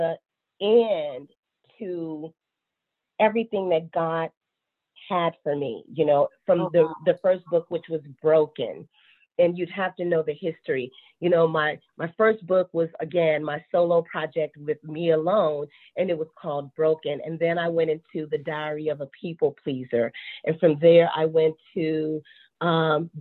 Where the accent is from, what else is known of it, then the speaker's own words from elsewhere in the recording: Chicago, Illinois, United States; now in Charlotte, United States; I'm based out of Charlotte, North Carolina, but born and raised in Chicago, Illinois.